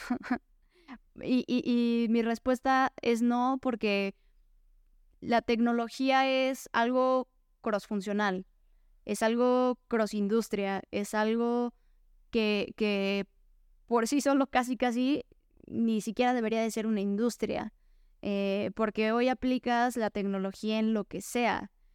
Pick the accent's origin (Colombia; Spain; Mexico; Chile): Mexico; soy una mujer mexicana